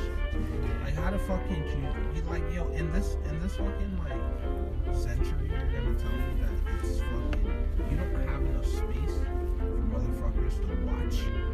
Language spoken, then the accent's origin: English; Guyana; moved away; growing up, like, I grew up in South America.